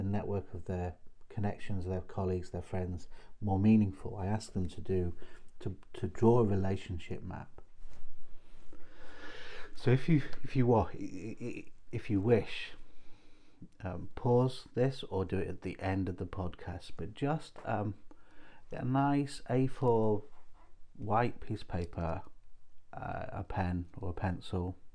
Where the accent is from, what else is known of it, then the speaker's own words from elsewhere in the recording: Chester, North West England, United Kingdom; now in Hull, United Kingdom; I grew up in Chester, and most of my friends were Liverpool fans